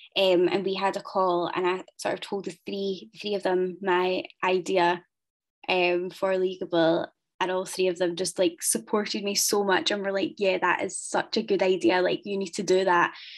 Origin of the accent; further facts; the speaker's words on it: Ayr, Scotland, United Kingdom; I'm from Ayr